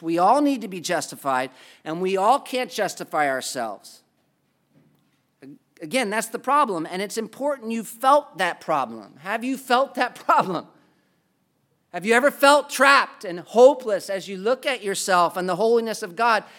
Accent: United States; as an American?

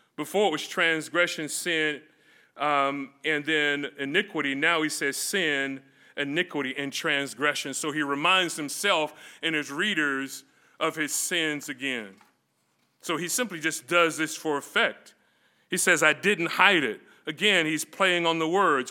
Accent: Florida, United States; moved away; also born or lived in California; me growing up in Florida

